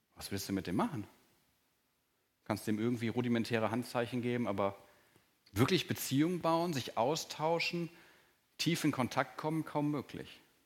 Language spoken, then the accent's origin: German; Germany; als Deutscher und auch als langjähriger Christ